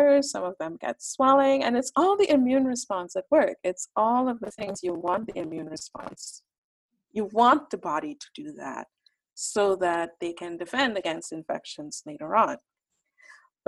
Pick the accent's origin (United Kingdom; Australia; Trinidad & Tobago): Trinidad & Tobago; a group of all of the authors, we grew up in Trinidad and Tobago